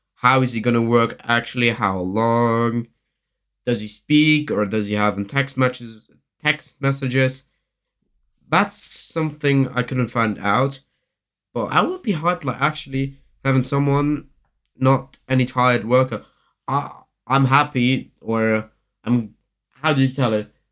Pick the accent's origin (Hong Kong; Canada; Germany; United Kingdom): Germany; English is a second language; I'm from Germany